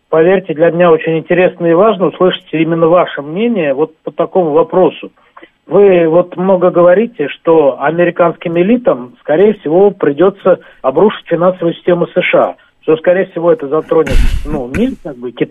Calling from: Bashkortostan, Russia; Здравствуйте, … из Башкирии.

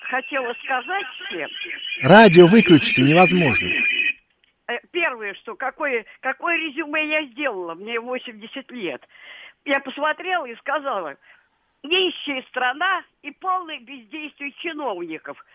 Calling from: Perm, Perm Krai, Russia; Пермь. Я вопрос такой.

